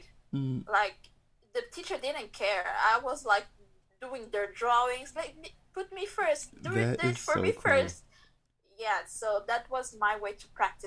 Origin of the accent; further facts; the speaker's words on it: Angola; now in Belgium; I was born in Belgium, raised in Angola, but currently living in Belgium.